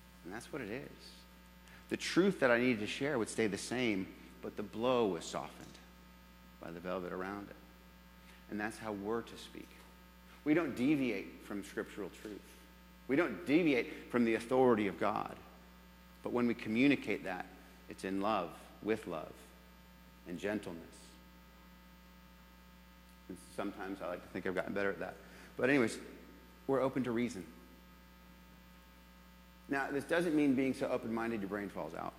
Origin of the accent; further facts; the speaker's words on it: New England, United States; moved away; also born or lived in Jacksonville; I'm from New England originally